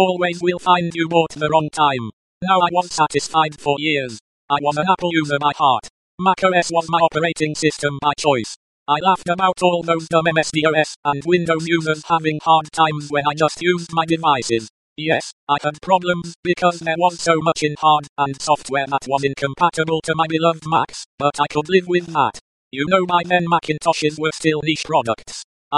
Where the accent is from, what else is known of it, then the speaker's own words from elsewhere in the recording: eastern Germany, Germany; accent: German; English is a second language; I was born and raised up in Eastern Germany.